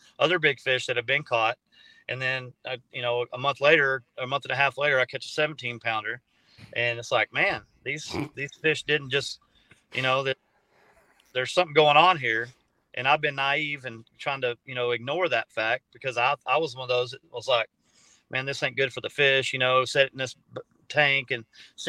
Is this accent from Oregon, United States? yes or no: no; San Angelo, Texas, United States; I was born in San Angelo. So I lived out in West Texas for, you know, about half my life